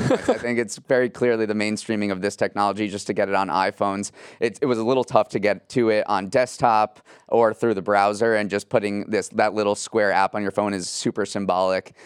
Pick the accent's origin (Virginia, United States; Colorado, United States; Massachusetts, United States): Massachusetts, United States; Western; growing up in Western Massachusetts